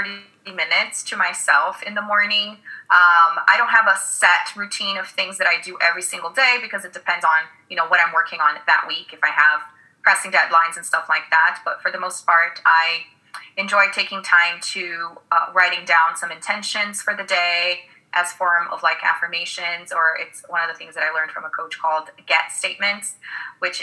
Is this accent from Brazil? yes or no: yes; Brazil; English is a second language; moved away; And I grew up in Brazil. I'm originally from Brazil